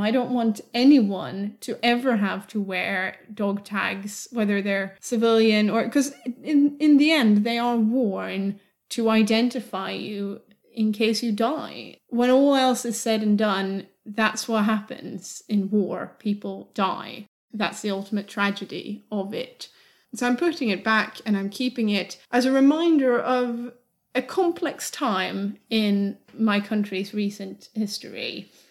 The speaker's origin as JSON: {"language": "English", "country": "Sweden", "tie": "born or raised there", "said": "Growing up in Sweden in the 90s and early 2000s"}